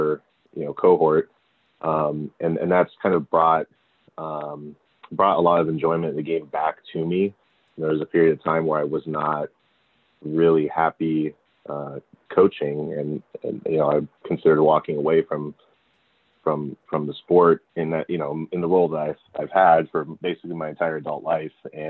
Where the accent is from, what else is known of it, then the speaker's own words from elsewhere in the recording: California, United States; also born or lived in San Francisco, California / Miami, Florida; So I grew up in California, and I was born in San Francisco, and I spent 7 years there. Then my dad got a job in Miami, Florida, for 2 years